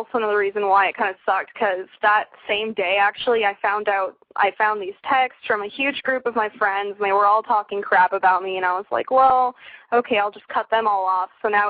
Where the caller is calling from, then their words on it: Santa Clarita, California, United States; Santa Clarita, which is near LA.